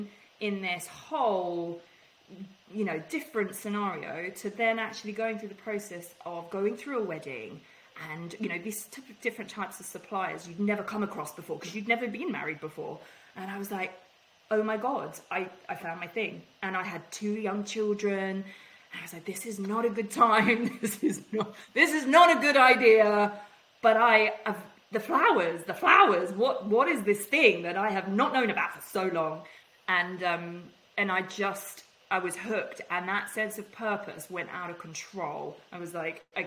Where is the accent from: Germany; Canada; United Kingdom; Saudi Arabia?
United Kingdom; England; I'm English